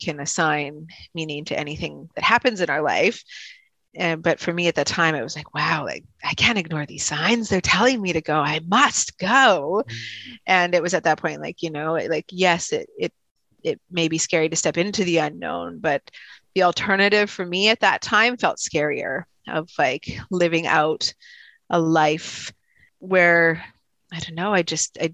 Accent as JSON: {"language": "English", "town": "Regina", "region": "Saskatchewan", "country": "Canada", "tie": "born or raised there", "moved": "yes", "said": "I was born in Regina, Saskatchewan."}